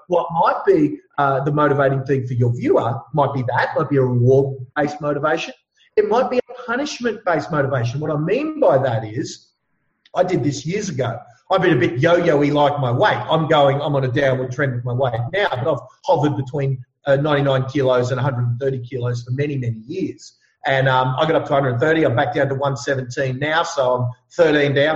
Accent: Ipswich, Queensland, Australia; I grew up in Ipswich. I'm a bit of a you know um, a knockabout lad, as you can imagine. I mean, you can hear it in my voice

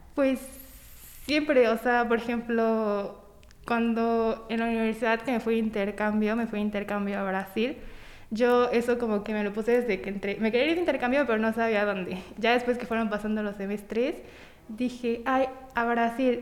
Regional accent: Tampico, Tamaulipas, Mexico; now in Puebla, Mexico; soy de Tampico, Tamaulipas, pero ya tengo como 10 años viviendo en Puebla

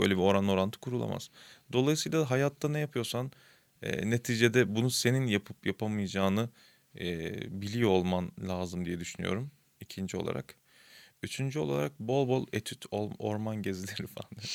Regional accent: Istanbul, Turkey; ben de işte Kasımpaşa'da büyüdüm.

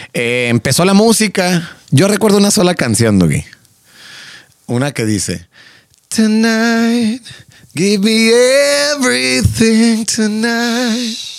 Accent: Mexico; somos mexicanos

